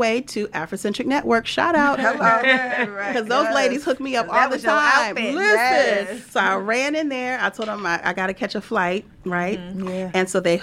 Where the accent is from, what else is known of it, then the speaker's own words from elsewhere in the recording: Louisiana, United States; I'm from Louisiana